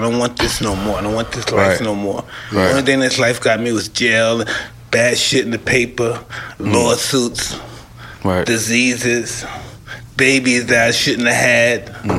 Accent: New York City, New York, United States; I came from Brownsville.

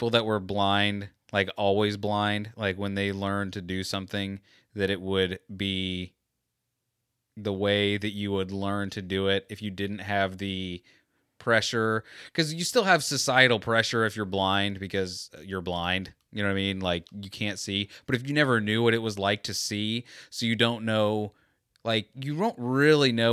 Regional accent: United States; I'm American.

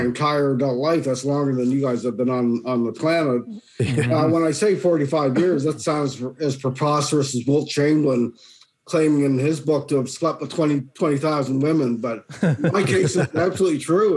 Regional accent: Dartmouth, Nova Scotia, Canada; moved away as an adult; also born or lived in Kentville, Nova Scotia / Chatham, Ontario; now in Collingwood, Canada; I was born and raised. I was actually born in Kentville, but I moved to Dartmouth when I was six. Lived there ever since until 1987, and then I moved to Ontario

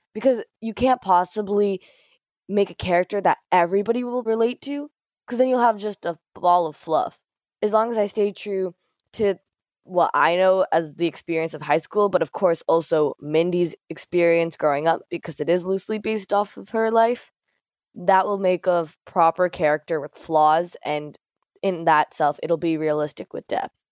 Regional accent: Mississauga, Ontario, Canada; growing up in Mississauga, near Toronto

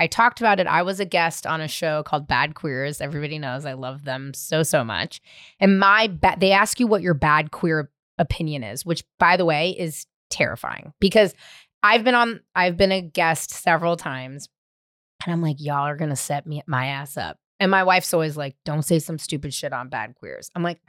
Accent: San Francisco, California, United States; now in Los Angeles, United States; San Francisco.

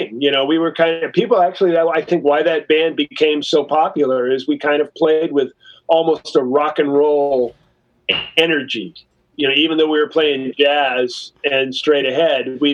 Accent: San Francisco, California, United States; I'm from San Francisco. I'm a California boy

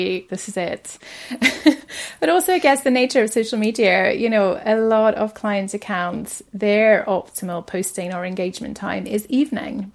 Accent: Cape Town, Western Cape, South Africa; moved away as an adult; now in Aberdeen, United Kingdom; I was born in Cape Town, and I moved to Aberdeen 2003

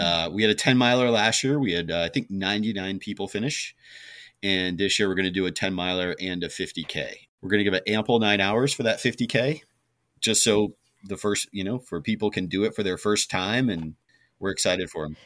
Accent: Vermont, United States; moved away; growing up in Vermont

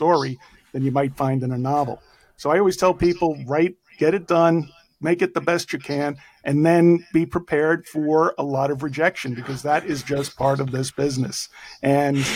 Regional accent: New York City, New York, United States; accent: Bronx; I've got a Bronx accent that could cut glass

